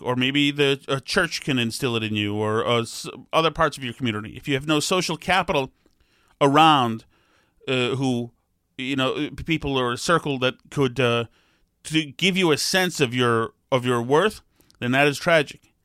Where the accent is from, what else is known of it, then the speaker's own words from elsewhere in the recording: Winchester, Massachusetts, United States; I grew up in Winchester